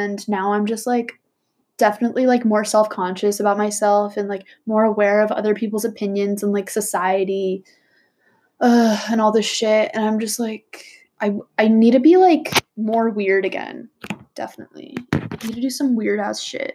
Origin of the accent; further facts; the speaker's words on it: Bay Area, California, United States; Bay Area, California